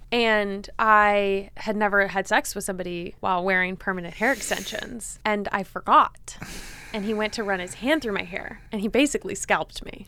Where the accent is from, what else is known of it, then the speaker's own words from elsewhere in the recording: Los Angeles, California, United States; I'm also from L